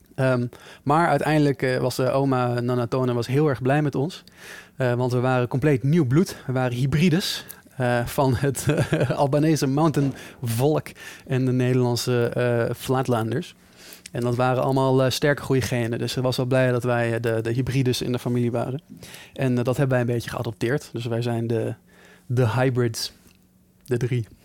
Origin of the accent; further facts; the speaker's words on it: Netherlands; wij Nederlanders